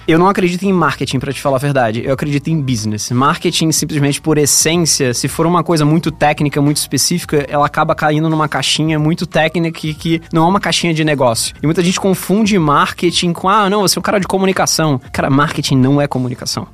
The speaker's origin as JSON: {"language": "Portuguese", "region": "Rio de Janeiro", "country": "Brazil", "moved": "as an adult", "lives_now": "São Paulo, Brazil", "said": "eu sou carioca, mas eu tô aqui há 10 anos já em São Paulo"}